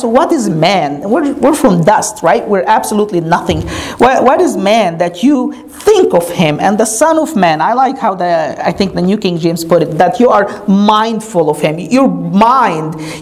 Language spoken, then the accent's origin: English; Egypt; now in United States; Growing up in Egypt